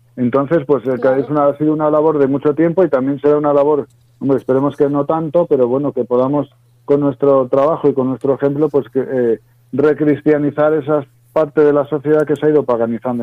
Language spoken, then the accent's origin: Spanish; Zamora, Castile and León, Spain; Yo soy de un pueblo de la Zamora profunda, ¿no? Junto a la, eh, muy cerquita de la raya de Portugal